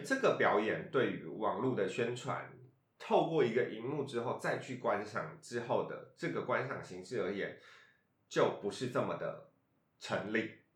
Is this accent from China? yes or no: no; Taiwan; 我生长的环境是原住民族群嗯。比例非常高的地方嗯。然后我就是来自于台湾的偏乡啦